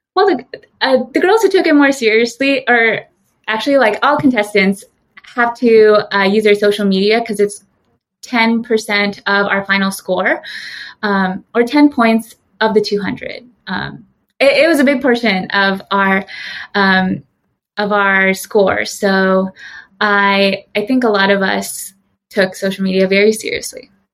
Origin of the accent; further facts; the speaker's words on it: San Jose, California, United States; moved away as an adult; now in New York, United States; I was born and raised in San Jose, California